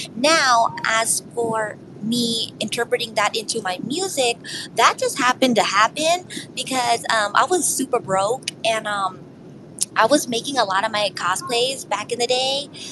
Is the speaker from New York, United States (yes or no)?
yes; New York City, New York, United States; I'm from New York City